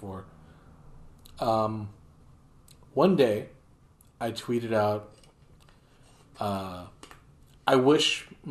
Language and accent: English; New Jersey, United States; now in Las Vegas, United States; I grew up in New Jersey.